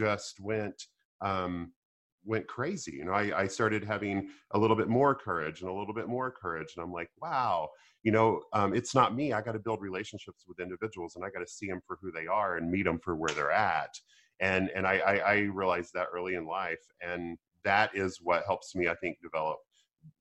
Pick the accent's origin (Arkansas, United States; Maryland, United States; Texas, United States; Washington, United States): Arkansas, United States; I grew up in Arkansas